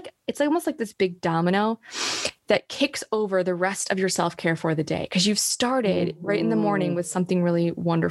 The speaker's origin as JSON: {"language": "English", "town": "Rochester", "region": "New York", "country": "United States", "tie": "born or raised there", "moved": "as an adult", "lives_now": "Oklahoma, United States", "said": "moved to New York City when I was 18 from Rochester, New York"}